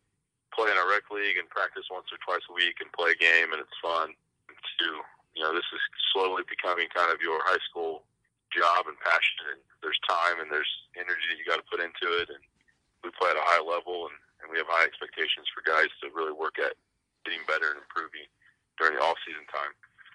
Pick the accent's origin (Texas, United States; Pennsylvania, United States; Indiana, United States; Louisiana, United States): Indiana, United States; New Castle; I went to Newcastle High School.